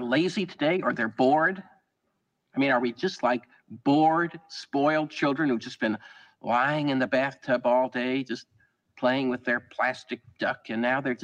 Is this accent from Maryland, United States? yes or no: no; New York, United States; he said to me, where are you from? And I said, New York